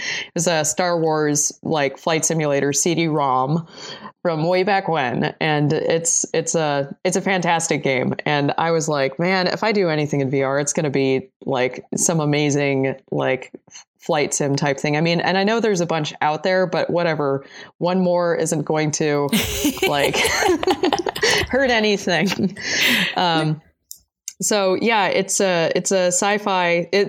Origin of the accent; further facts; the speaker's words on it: New Jersey, United States; also born or lived in Boulder, Colorado; now in Blacksburg, United States; So I'm originally from New Jersey and then lived in Boulder, Colorado for a long time.